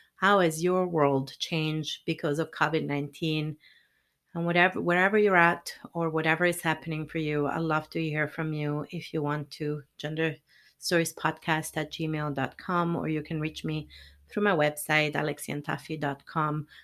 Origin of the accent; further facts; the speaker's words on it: Italy; moved away; I'm originally from Italy